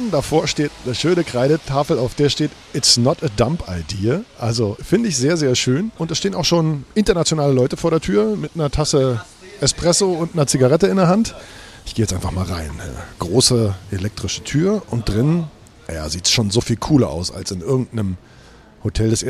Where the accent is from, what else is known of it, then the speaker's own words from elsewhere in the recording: Berlin, Germany; Pass auf, unter uns, ich bin Spandauer.